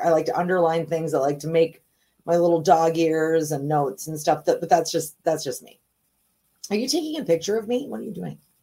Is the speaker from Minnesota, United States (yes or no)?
yes; St. Paul, Minnesota, United States; also born or lived in Virginia; was born in St. Paul